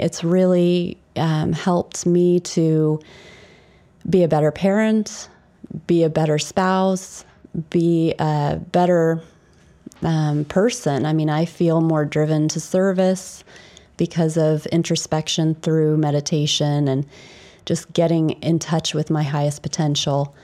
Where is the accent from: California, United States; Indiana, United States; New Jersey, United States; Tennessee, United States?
Indiana, United States; Indianapolis; moved away as an adult; also born or lived in England; I was born in Indianapolis, Indiana, which is in America.